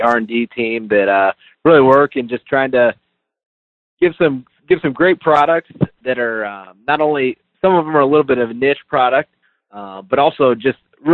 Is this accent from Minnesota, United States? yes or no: no; northern Indiana, United States; I'm currently in northern Indiana. That's where I live, not too far from kind of where all of our plants are. All of our plants are in Elkhart, Indiana. And so I was born and raised right around here